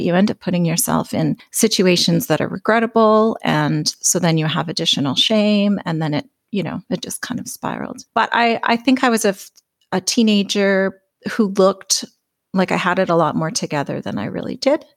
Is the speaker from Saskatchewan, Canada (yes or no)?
no; Alberta, Canada; I'm from Alberta, Canada